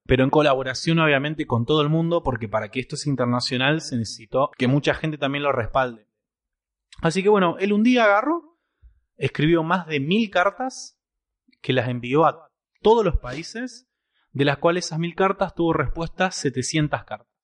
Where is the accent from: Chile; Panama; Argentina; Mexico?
Argentina; dos argentinos